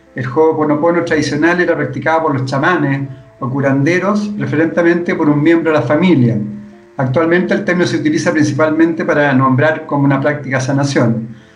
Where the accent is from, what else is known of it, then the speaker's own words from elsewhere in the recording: Chile; Vivimos tanto, especialmente acá en Chile